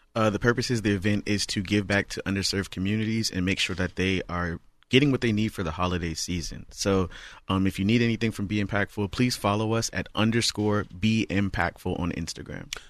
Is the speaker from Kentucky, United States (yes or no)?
no; Charleston, South Carolina, United States; now in Houston, United States; I'm originally from Charleston, South Carolina